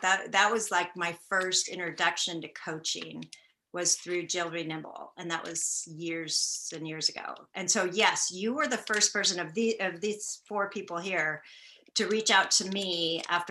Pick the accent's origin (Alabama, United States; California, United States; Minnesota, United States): California, United States; Marin County; also born or lived in Santa Barbara, California; now in Petaluma, United States; I was born and raised in Marin County, California